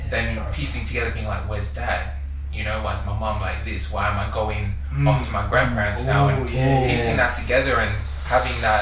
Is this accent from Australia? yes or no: yes; Sydney, New South Wales, Australia; growing up in Western Sydney